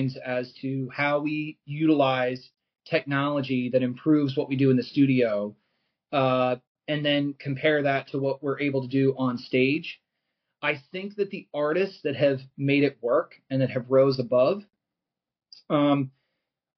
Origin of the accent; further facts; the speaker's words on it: Philadelphia, Pennsylvania, United States; as a Philadelphian, I would say, like, I feel like New York is definitely a part of my DNA